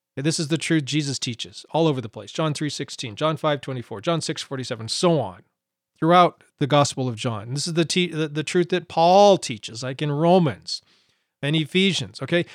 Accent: Montana, United States; I grew up in Montana

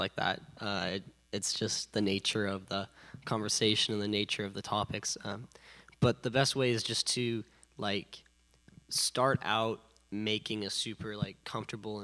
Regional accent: San Luis Obispo, California, United States; I'm from San Luis Obispo, which is dead in the middle of Central

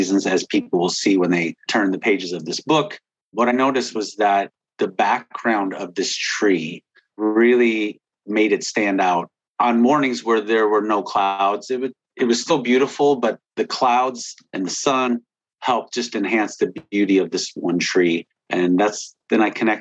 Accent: Whiting, Indiana, United States; moved away as an adult; I wanted to get back to my hometown. This is where my parents were born and raised, and so was

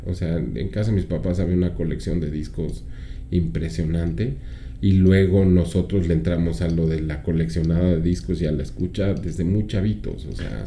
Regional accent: Mexico City, Mexico; Aquí en la Ciudad de México

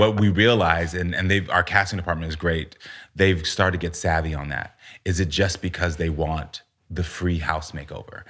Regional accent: United States; also born or lived in Texas / Florida; growing up in Texas and Florida had its moments

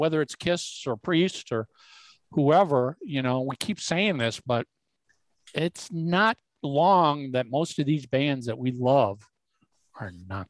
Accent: Venezuela; English is a second language; now in United States; I'm from Venezuela and there are no concerts now there due to the political and critical situation. I got the chance to come here.

